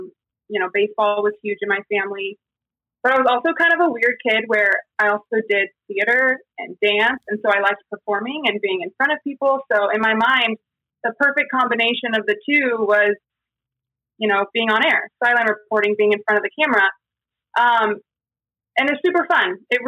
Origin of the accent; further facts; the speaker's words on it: San Diego, California, United States; also born or lived in Texas / Massachusetts / New Jersey; So at that point, I'm 21 and I've lived in Texas and Massachusetts, New Jersey, and San Diego. I'm from San Diego.